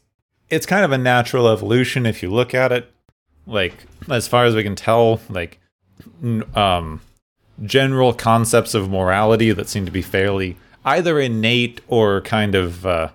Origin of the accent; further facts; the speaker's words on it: Phoenix, Arizona, United States; like where I grew up in Phoenix, it's like it's illegal to spit on the sidewalk